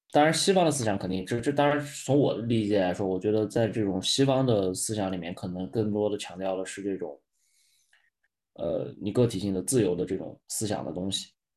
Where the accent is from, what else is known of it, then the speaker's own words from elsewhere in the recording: China; 对我们中国人来说